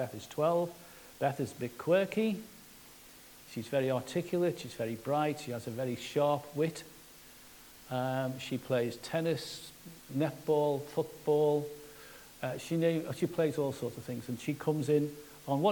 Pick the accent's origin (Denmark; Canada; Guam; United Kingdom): United Kingdom; Liverpool, North West England; I'm from Liverpool.